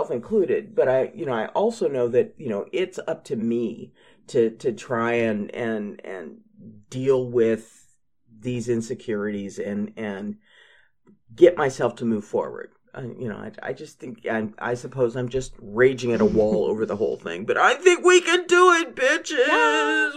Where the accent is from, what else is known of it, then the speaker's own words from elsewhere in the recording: United States; accent: American; my awful American accent